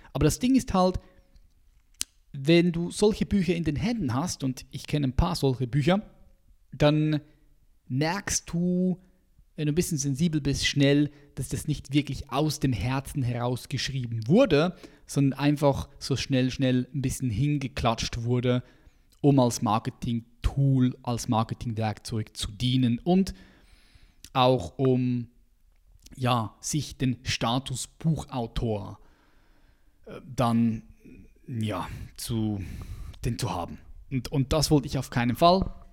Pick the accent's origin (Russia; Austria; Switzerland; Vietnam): Switzerland; als Schweizer, weil ich die verschiedenen Sprachen miteinander vermischt habe. Ich bin aufgewachsen in einem Viertel, äh, wo sehr viele ausländische ähm, Männer und Frauen hier waren in der, in der Schweiz